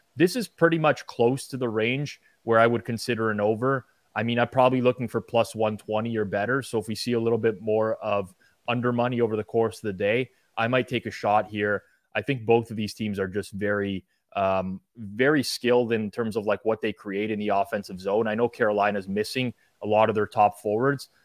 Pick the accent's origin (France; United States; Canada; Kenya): Canada